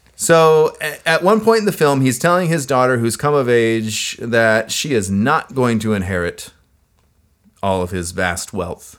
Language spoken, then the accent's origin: English; United States; I am an American